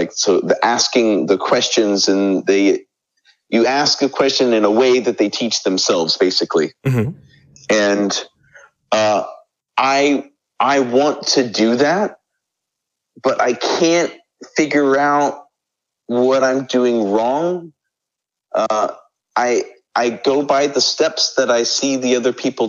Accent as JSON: {"language": "English", "country": "United States", "moved": "as an adult", "lives_now": "South Korea", "said": "I am an American living in South Korea as an English"}